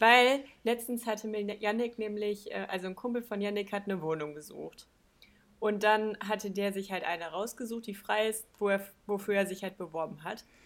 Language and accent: German; Balve, North Rhine-Westphalia, Germany; bei uns in Balve